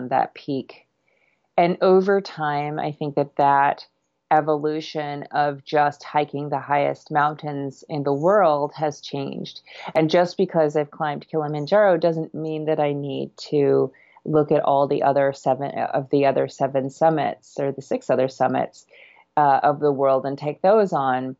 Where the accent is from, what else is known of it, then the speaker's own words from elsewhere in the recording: Vermont, United States; also born or lived in Canada; I grew up in Canada and Vermont